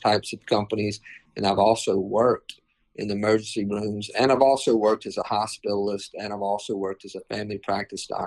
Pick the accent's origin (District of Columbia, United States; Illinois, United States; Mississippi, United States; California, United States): Mississippi, United States; Mississippi Gulf Coast, United States; also born or lived in Yazoo City, Mississippi / Tupelo, Mississippi; we moved to the coast, and I grew up on the Mississippi Gulf Coast